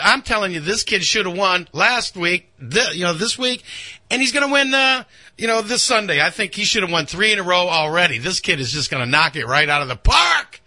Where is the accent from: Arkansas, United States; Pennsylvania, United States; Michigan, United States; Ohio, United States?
Michigan, United States; Ann Arbor; now in Orlando, United States; I am from Ann Arbor